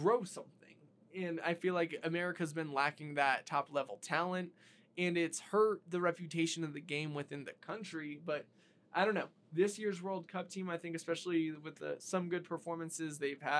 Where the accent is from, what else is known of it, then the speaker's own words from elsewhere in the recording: United States; As an American